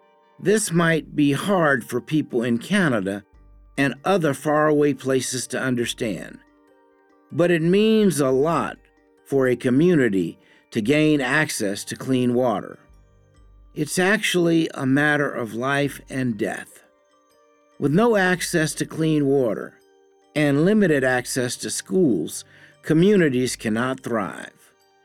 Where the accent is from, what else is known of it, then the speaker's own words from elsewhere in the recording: Kenya; I say it as a Kenyan on behalf of Kenyans. Our thoughts and voices matter too.